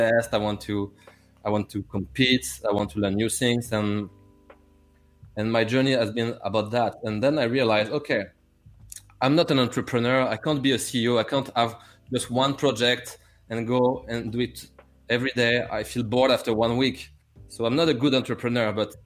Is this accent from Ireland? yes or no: no; France; English is a second language; I'm not English, I'm French.